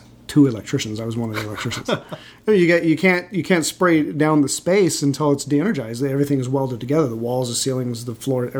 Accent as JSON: {"language": "English", "town": "Los Angeles", "region": "California", "country": "United States", "tie": "born or raised there", "also_born_or_lived": "Fresno, California", "said": "I spent most of my life in L.A. I was born in Central California in Fresno."}